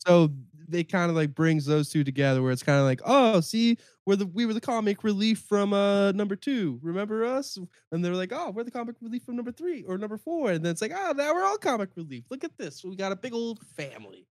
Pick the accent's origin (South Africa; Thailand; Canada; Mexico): Canada; I'm from Canada